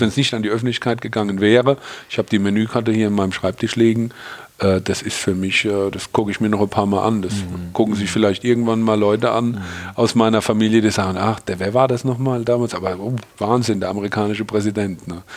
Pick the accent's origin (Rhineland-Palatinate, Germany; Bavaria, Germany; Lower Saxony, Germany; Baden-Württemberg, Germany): Rhineland-Palatinate, Germany; hier bei uns in der Pfalz